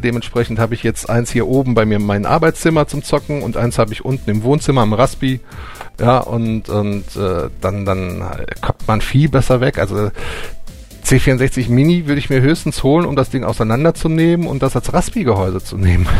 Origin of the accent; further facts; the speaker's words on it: Germany; bei uns in Deutschland